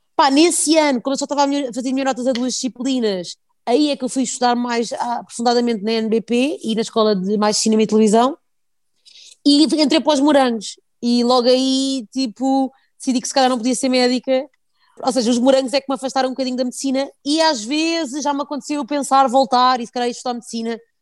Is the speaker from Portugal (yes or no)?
yes; Portugal